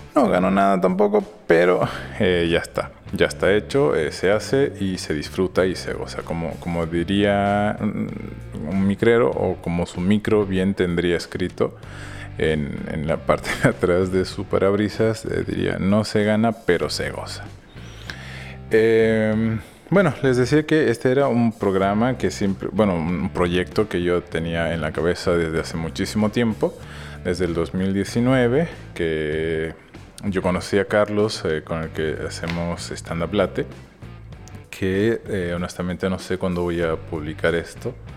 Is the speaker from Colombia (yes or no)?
no; Bolivia; como buen boliviano